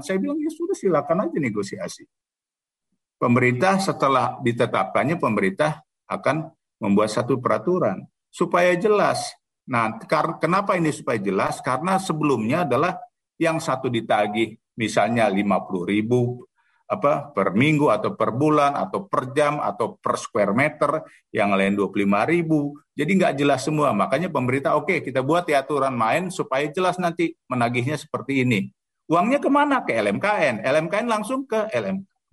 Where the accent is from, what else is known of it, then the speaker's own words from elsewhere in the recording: Jakarta, Indonesia; saya anak Betawi